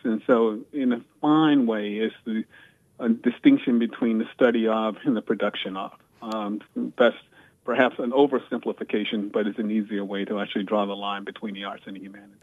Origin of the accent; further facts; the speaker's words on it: Virginia, United States; I grew up in the segregated South. I was born in 1955 in Virginia